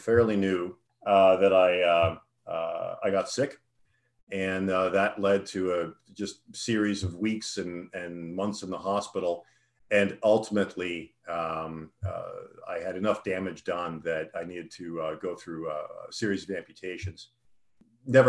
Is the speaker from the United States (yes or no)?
no; Toronto, Ontario, Canada; I grew up in Toronto.